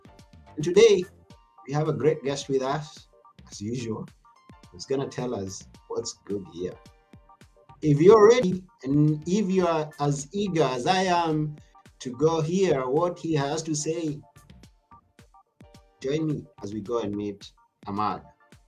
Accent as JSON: {"language": "English", "region": "Texas", "country": "United States", "tie": "born or raised there", "said": "I grew up here in Texas, Texas, Texas"}